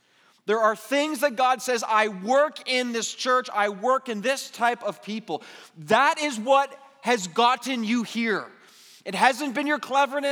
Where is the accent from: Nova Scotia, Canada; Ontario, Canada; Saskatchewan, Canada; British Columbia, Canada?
Ontario, Canada; Mississauga; I was born and raised in Mississauga